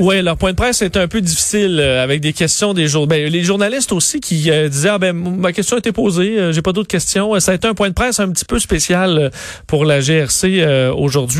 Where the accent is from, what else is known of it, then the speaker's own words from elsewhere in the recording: Canada; chez nous au Canada